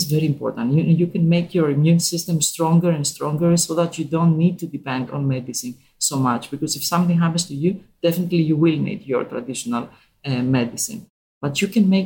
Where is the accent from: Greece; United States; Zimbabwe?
Greece; I was born and raised in Greece, and I grew up there.